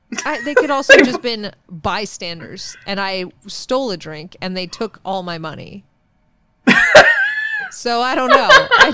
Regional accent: Milwaukee, Wisconsin, United States; I'm from Milwaukee.

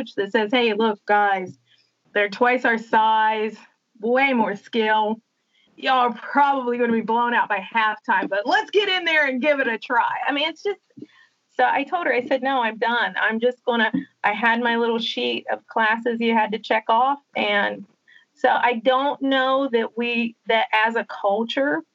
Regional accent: West Virginia, United States; I'm from West Virginia and it's Appalachia.

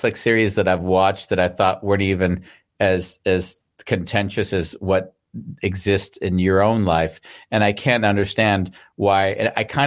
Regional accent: United States; moved away; as an American, you know, I haven't lived there for many, many years

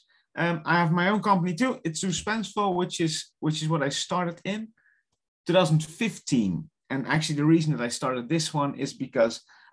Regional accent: Netherlands; English is a second language; moved away; I'm from the Netherlands on the far south, which nobody knows, but it's along the ocean side.

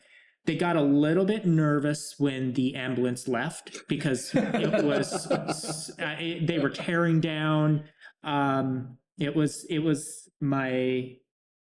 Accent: Sidney, Montana, United States; moved away; I grew up in Sydney, Montana

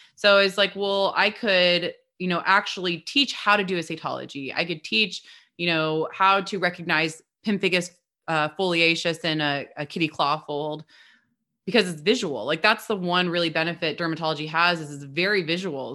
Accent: Midwest, United States; also born or lived in Southern California; now in Portland, United States; we're both from the Midwest

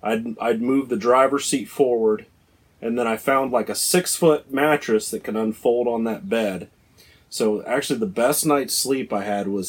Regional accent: Ohio, United States; Yeah, Ohio.

